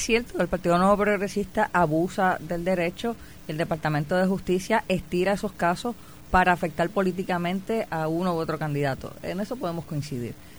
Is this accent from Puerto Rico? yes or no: yes; Puerto Rico; moved away as an adult; me fui de Puerto Rico, estudio en la Universidad de Brown, la primera puertorriqueña en el programa graduado de Asuntos Públicos.